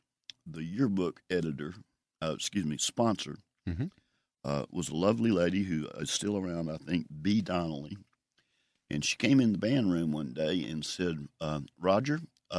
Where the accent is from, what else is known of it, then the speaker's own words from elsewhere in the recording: Jackson, Mississippi, United States; also born or lived in Greenwood; My family moved to Jackson when I was two. So I grew up in the Broadmoor section of North Jackson.